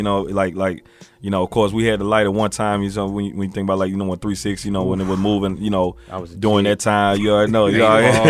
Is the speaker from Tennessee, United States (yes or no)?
yes; Memphis, Tennessee, United States; they'd be surprised I'm from Memphis, you know what I'm saying?